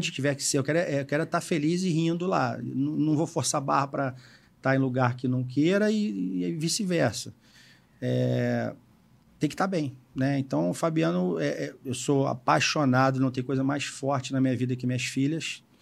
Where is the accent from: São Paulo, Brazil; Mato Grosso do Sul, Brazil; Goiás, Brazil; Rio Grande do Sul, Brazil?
Rio Grande do Sul, Brazil; Sou gaúcho, faço churrasco.